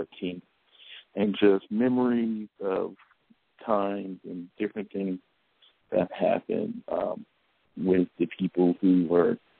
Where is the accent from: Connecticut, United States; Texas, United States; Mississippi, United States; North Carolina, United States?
North Carolina, United States; Macon; my hometown, Macon, North Carolina, turning 100 years old